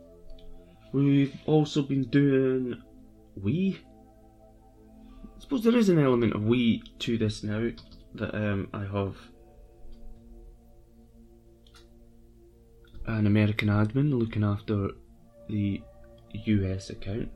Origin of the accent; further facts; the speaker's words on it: Scotland, United Kingdom; I'm Scottish.